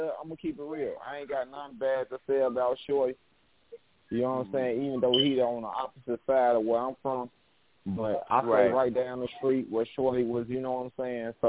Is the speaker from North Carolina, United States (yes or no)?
no; Chicago, Illinois, United States; I'm from Chicago